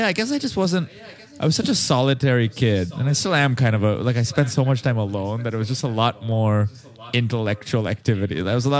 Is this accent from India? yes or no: yes; Mumbai, Maharashtra, India; moved away as an adult; now in Los Angeles, United States; So I grew up in Mumbai in India. Came out to LA for.